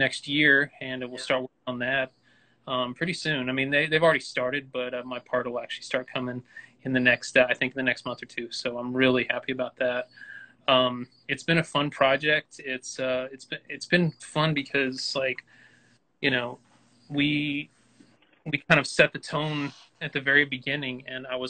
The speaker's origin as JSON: {"language": "English", "town": "Newnan", "region": "Georgia", "country": "United States", "tie": "born or raised there", "also_born_or_lived": "Atlanta", "said": "I'm raised in Georgia and everything like that. I'm from Noonan and everything, but I feel like Atlanta kind of adopted me"}